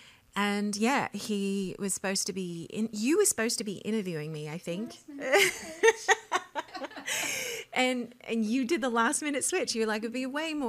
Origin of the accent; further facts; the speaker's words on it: Australia; now in Nashville, United States; I was raised in Australia in a full-time music ministry called Endless Praise